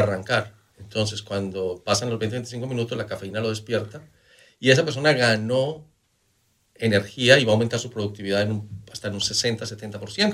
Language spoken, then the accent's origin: Spanish; Manizales, Caldas, Colombia; yo vengo de Manizales, en Colombia, donde nosotros desayunamos con una taza de, de chocolate caliente